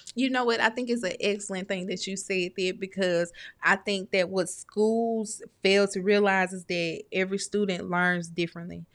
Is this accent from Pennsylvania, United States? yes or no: no; Starkville, Mississippi, United States; I'm from Snarkville